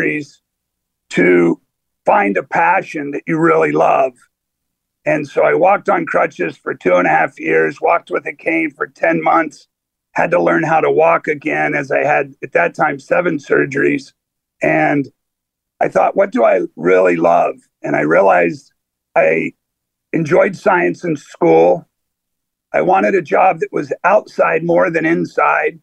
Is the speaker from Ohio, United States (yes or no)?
yes; Ohio, United States; now in Boston, United States; I was born in Ohio